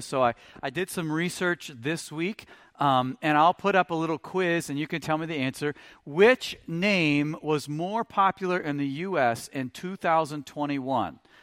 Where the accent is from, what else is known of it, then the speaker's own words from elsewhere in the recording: Stoughton, United States; we're from Stoughton